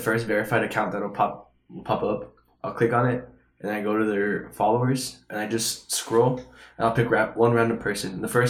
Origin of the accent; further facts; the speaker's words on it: El Paso, Texas, United States; moved away; I come from El Paso, which is, like, the majority of the people are, I don't even want to say left-leaning, because they voted Democrat